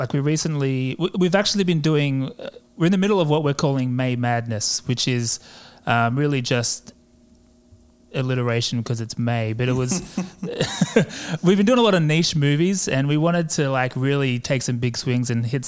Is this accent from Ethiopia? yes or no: no; Australia; I'm an Australian, as you may have been able to tell, not English or New Zealander